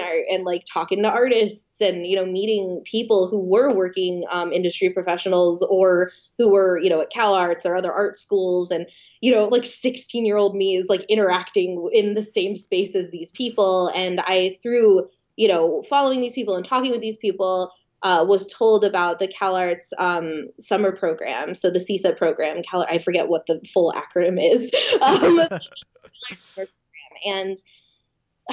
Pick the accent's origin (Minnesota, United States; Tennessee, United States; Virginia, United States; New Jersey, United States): New Jersey, United States; moved away; also born or lived in California; I'm from New Jersey.